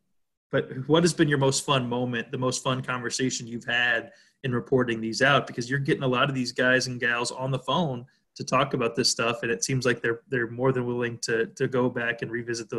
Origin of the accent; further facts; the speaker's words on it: Sedalia, Missouri, United States; growing up in Sedalia, we watched every Mizzou basketball and football game